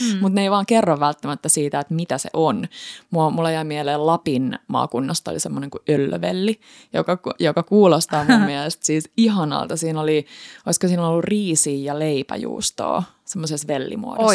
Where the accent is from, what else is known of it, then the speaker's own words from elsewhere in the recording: Häme, Finland; Hämeestä, eli mistä mä oon kotoisin